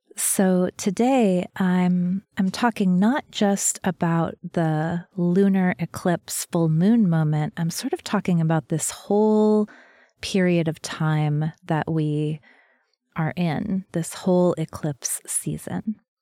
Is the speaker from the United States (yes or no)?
yes; New Mexico, United States; I'm from New Mexico, where there are lots of snakes